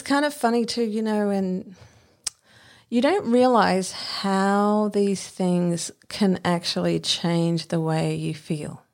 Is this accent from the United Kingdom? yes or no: no; Brisbane, Queensland, Australia; I lived, I grew up in Spring Hill